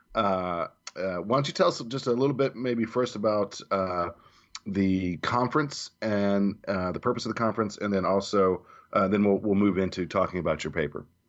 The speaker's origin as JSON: {"language": "English", "region": "the South", "country": "United States", "tie": "born or raised there", "said": "being a native southerner"}